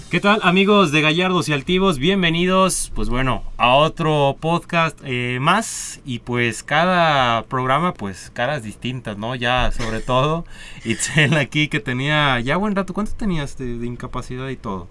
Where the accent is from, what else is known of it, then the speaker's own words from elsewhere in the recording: Mexico; nosotros como mexicanos